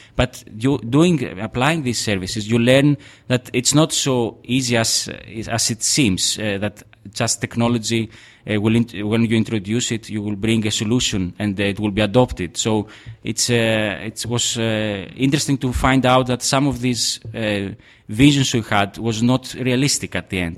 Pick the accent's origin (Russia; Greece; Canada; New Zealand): Greece; Trikala, Thessaly; now in Athens, Greece; I come from Trikala